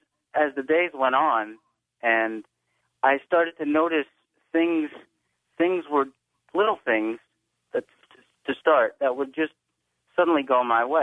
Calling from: Glassboro, New Jersey, United States; I'm calling from Glassboro, New Jersey.

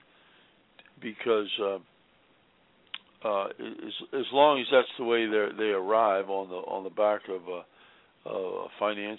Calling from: Virginia, United States; I'm calling from Virginia

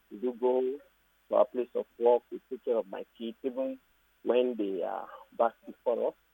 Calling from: United States

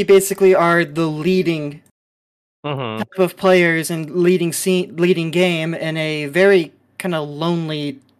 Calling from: California, United States; I'm calling in from SoCal.

